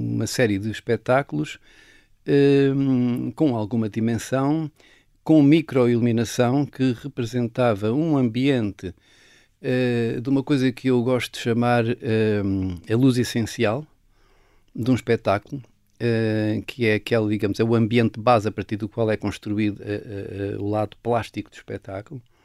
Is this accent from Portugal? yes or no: yes; Castelo Branco, Centro, Portugal; Eu nasci em Castelo Branco, mas fui por acaso, a casa dos meus avós, mas a minha vida, os meus primeiros 12 anos foram numa aldeia